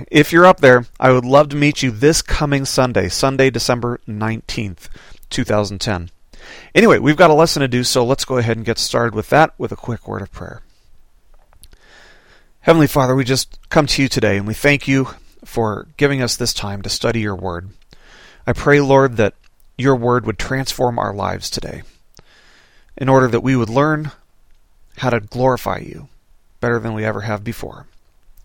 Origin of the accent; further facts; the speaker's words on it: Las Vegas, Nevada, United States; now in Arkansas, United States; growing up in Las Vegas